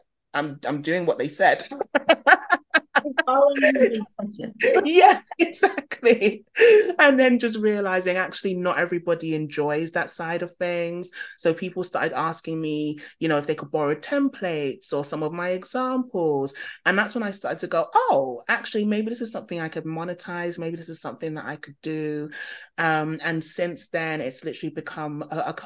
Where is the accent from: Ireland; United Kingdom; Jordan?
United Kingdom; London; you can probably hear from my accent, born and bred in London.